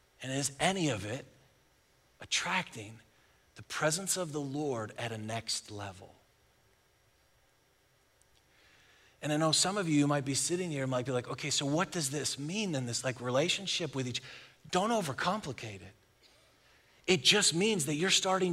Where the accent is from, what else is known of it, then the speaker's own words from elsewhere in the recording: Buffalo, New York, United States; moved away as an adult; now in Texas, United States; I'm from Buffalo, and we've lived here in Texas for 15 years.